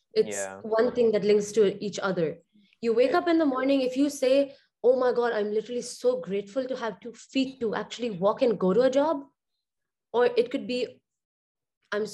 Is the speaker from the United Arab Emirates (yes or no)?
yes; Dubai, United Arab Emirates; growing up in Dubai